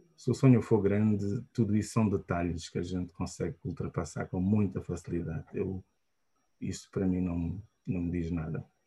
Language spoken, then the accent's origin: Portuguese; Luanda, Luanda Province, Angola; also born or lived in Malanje; Nasci e cresci uh, em Angola, portanto, nasci em Luanda e fiz o meu ensino primário uh, todo uh, em Luanda